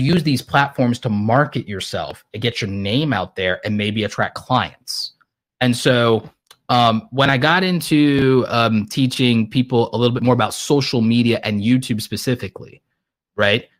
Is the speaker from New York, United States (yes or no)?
yes; New York City, New York, United States; now in Atlanta, United States; I was born in Brooklyn, so I'm extra petty